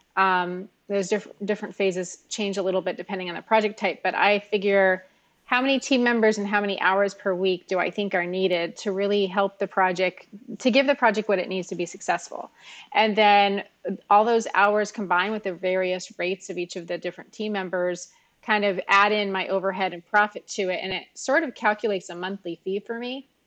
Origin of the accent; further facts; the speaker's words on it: Miami, Florida, United States; I was born and raised here in Miami in South Florida